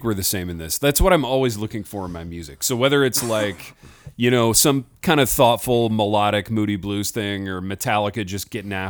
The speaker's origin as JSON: {"language": "English", "town": "Hartford City", "region": "Indiana", "country": "United States", "said": "From my almost my hometown of Fort Wayne, Indiana. I'm from Hartford City, but they were just up the road in Fort Wayne."}